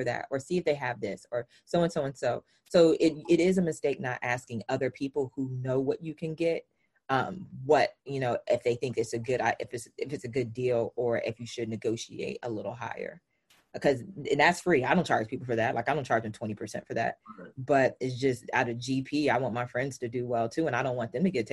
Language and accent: English; the South, United States; I'm from the South. So I use language slightly different